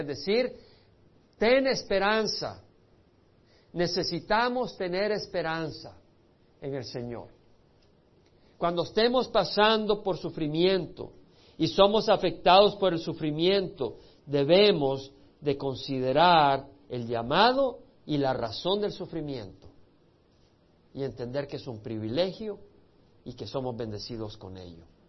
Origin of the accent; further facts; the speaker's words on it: El Salvador; moved away; Yo tuve que salir del Salvador por la guerra civil